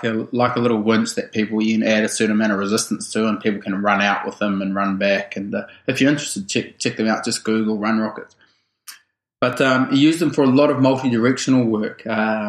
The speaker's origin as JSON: {"language": "English", "country": "New Zealand", "tie": "born or raised there", "said": "I grew up in a small town in rural New Zealand, like population 600"}